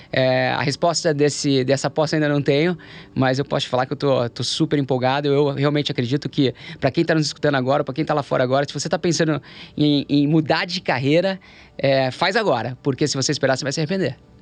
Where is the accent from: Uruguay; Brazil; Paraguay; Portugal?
Brazil; moved away as an adult; also born or lived in London / Shanghai, China / United States; Eu nasci no Brasil